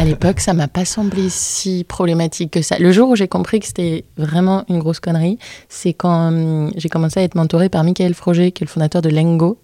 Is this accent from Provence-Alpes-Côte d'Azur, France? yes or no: no; Brittany, France; je suis bretonne